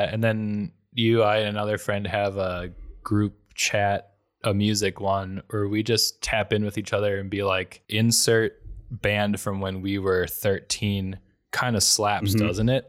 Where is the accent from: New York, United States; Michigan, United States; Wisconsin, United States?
Wisconsin, United States; accent: Wisconsin; I lose some of my Wisconsin accent and I don't curse.